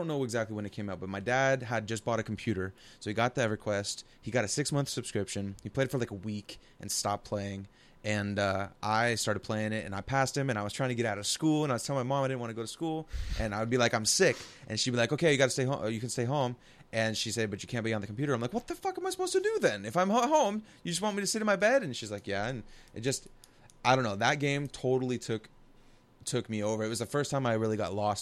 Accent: Portland, Oregon, United States; I'm from the Portland area

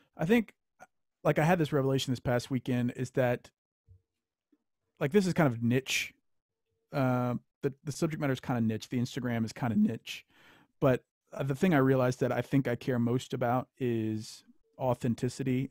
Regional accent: Louisiana, United States; I grew up in Louisiana

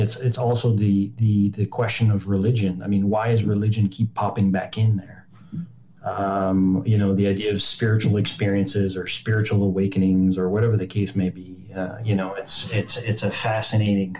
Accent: Montreal, Quebec, Canada; I'm from Montreal

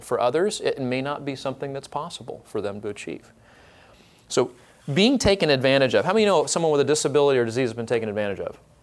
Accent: Orange County, California, United States; now in Dallas Fort Worth area, United States; I am from Orange County

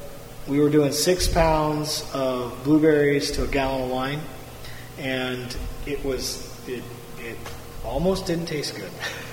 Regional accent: Oregon, United States; now in Homer, United States; I grew up in Oregon, like I said earlier, farming. Kind of. I was in the city, but all my aunts and uncles farmed, and I worked on the farm in the summer.

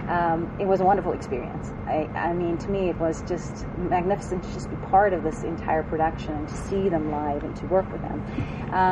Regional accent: South Africa; now in United States; when I came from South Africa, I when I came to the States, I had a very strong dance background, and. Um, also had extremely heavy accent

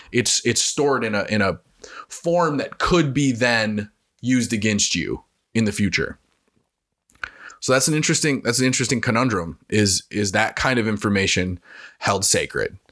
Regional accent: Wisconsin, United States; I'm a Wisconsinite

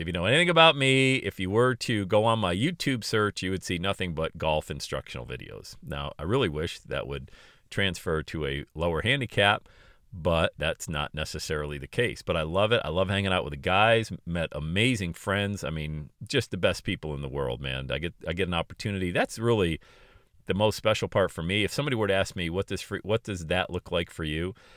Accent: Bradford, Pennsylvania, United States; working at a country club in my hometown of Bradford, P

